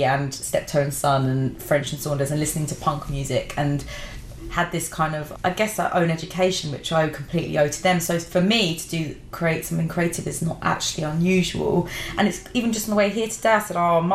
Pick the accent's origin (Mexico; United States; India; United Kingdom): United Kingdom; London; I grew up in Brixton